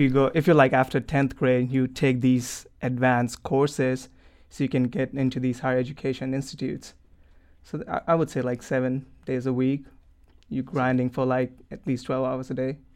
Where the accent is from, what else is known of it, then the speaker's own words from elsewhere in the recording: New Delhi, Delhi, India; moved away; originally I'm from New Delhi, India.